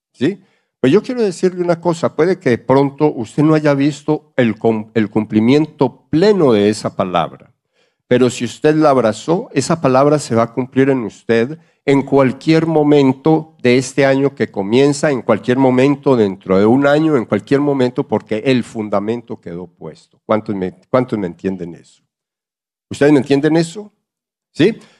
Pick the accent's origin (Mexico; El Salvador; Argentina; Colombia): Colombia; moved away; hablo como, como colombiano